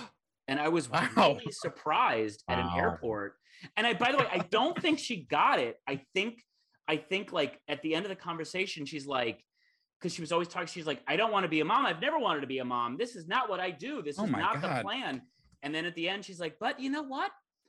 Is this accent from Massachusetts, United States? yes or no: no; Michigan, United States; moved away; Michigan, my home state.